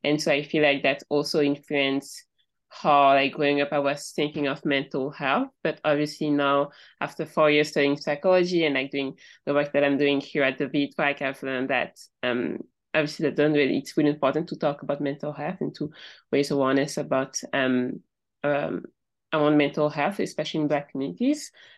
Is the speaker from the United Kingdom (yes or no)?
no; Cameroon; I'm from Cameroon, and growing up, I didn't really talk about mental health, like ever